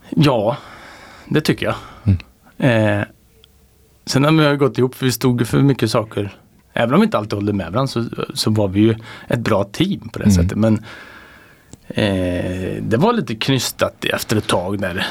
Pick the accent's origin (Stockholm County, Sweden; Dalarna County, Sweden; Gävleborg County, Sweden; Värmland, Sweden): Värmland, Sweden; som värmlänning